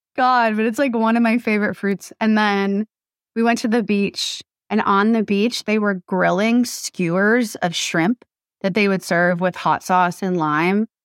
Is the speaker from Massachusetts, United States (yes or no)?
yes; Massachusetts, United States; now in Los Angeles, United States; I grew up in Massachusetts